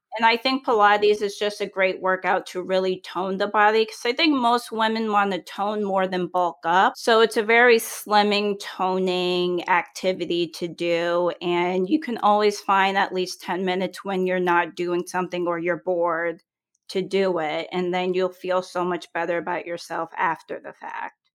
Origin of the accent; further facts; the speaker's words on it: New England, United States; I'm from New England and we eat all kinds of food